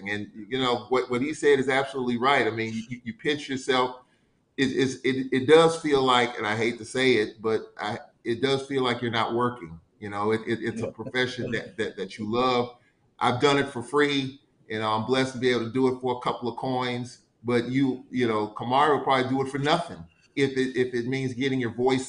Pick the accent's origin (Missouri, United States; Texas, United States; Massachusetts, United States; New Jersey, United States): Missouri, United States; St. Louis; I'm from St. Louis.